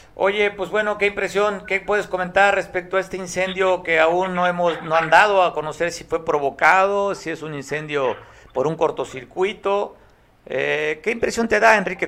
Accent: Mexico; la vivimos como mexicanos y como costeños

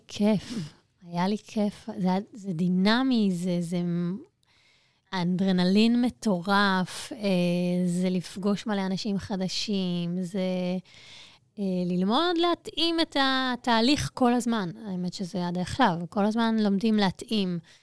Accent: Ness Ziona, Central District, Israel; נולדתי בנס ציונה, אה, אני שם עד היום.

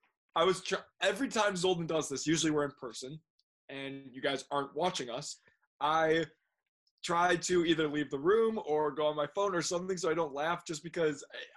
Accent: Chicago, Illinois, United States; growing up in Chicago.

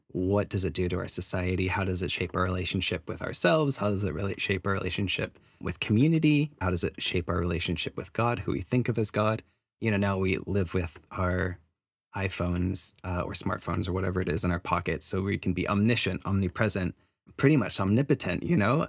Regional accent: United States; moved away as an adult; now in New Zealand; I'm Chinese American, third generation immigrant to the U S

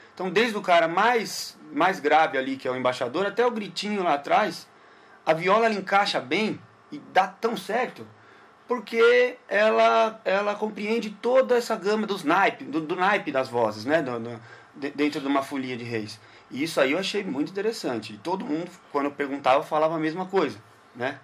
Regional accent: São Paulo, Brazil; also born or lived in Guarulhos; Eu nasci em Guarulhos, Olha. moro em São Paulo desde que nasci praticamente, né? É. Nasci em Guarulhos e depois, logo em seguida, mudei para São Paulo.

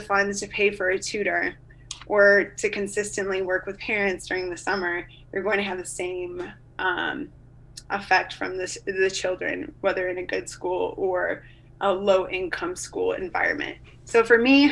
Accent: Chicago, Illinois, United States; the city where I grew up in the Chicagoland area

